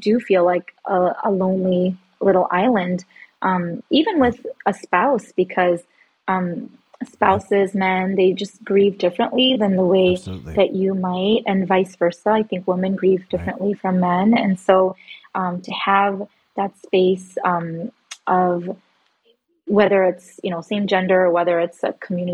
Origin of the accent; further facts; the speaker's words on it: Chicago, Illinois, United States; I am from Chicago, Illinois, and I live here with my husband, Mike